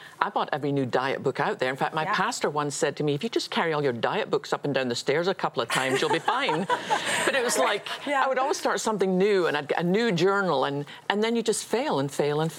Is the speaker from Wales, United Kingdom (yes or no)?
no; Scotland, United Kingdom; I was born in Scotland.